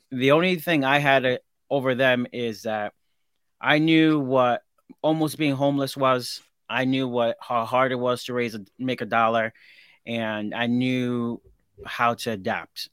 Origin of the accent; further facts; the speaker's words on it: Hartford, Connecticut, United States; I grew up in Hartford, Connecticut, the ghetto.